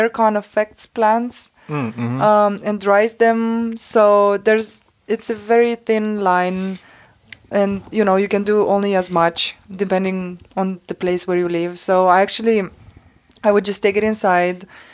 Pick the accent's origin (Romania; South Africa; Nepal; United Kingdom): Romania; moved away as an adult; now in Denmark; I'm from Romania